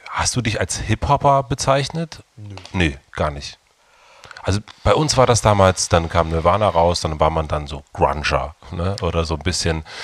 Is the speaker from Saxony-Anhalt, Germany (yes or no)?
no; Brandenburg, Germany; wir sind auf dem Dorf in Brandenburg aufgewachsen.